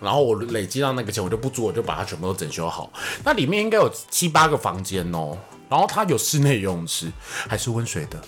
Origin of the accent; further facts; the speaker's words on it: Taiwan; 我们台湾人